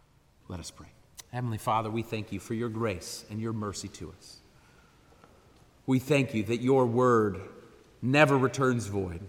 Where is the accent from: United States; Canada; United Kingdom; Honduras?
Honduras; I grew up in Honduras. I'm a missionary kid from there.